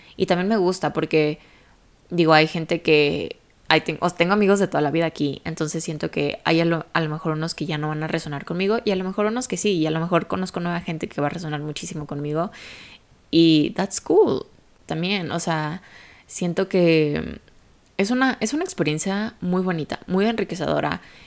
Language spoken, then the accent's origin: Spanish; Guadalajara, Jalisco, Mexico; moved away as an adult; also born or lived in United States / Europe; Yo literalmente viví toda mi vida en la misma ciudad, soy de Guadalajara, México.